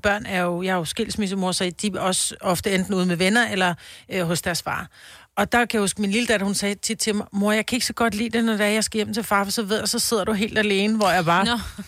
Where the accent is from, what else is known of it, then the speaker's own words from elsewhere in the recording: Copenhagen, Capital Region of Denmark, Denmark; moved away; also born or lived in Roskilde / Stenløse; Jeg er født på Amager